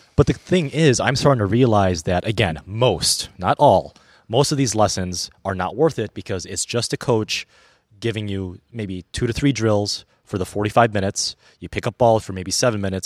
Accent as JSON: {"language": "English", "region": "Illinois", "country": "United States", "tie": "born or raised there", "also_born_or_lived": "Milwaukee area", "moved": "yes", "lives_now": "Milwaukee, United States", "said": "when I was growing up in Illinois in the late nineties, early two thousands"}